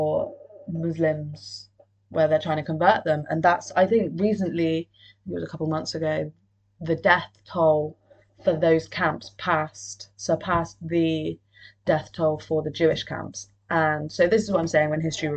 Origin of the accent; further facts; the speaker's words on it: Cardiff, Wales, United Kingdom; I'm from Cardiff